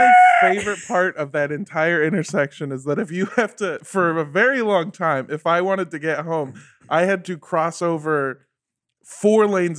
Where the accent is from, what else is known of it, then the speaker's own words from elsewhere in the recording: Los Angeles, California, United States; I grew up here